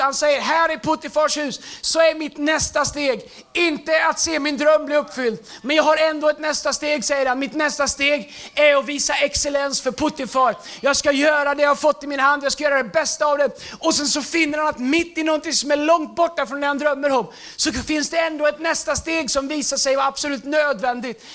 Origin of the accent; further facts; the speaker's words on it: Tidaholm, Västra Götaland, Sweden; moved away as an adult; also born or lived in United States; min engelska lärare hemma i Tidaholm